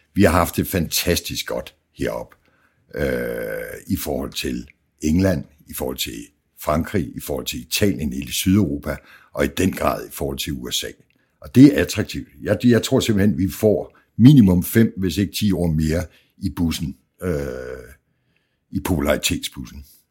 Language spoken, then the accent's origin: Danish; Jutland, Denmark; jeg er fra Jylland